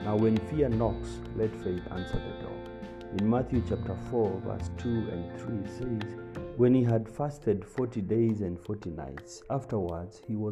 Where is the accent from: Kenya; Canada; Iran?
Kenya; Kitui County; growing up in Kitui County, we would find dead snakes by the roadside